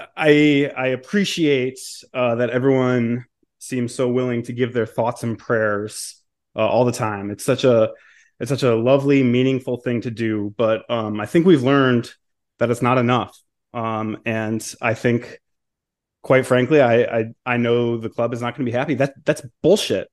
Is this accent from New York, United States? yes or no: no; Michigan, United States; moved away; my home state of Michigan